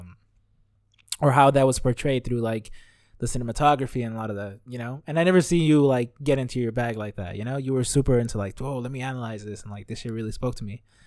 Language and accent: English; Los Angeles, California, United States; moved away as an adult; now in Richmond, United States; I was born and raised in Los Angeles up until very recently when I went to school up here in the Bay Area